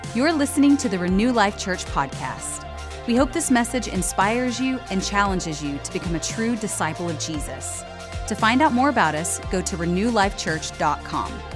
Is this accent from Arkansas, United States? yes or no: yes; Northwest Arkansas, United States; I'm from Northwest Arkansas, and uh, born and raised, small town